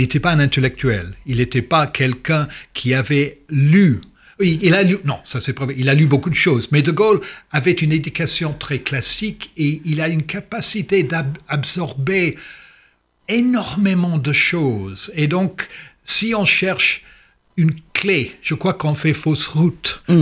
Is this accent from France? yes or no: no; England, United Kingdom; French is a second language; also born or lived in Swansea, Wales / London; en tant qu'anglais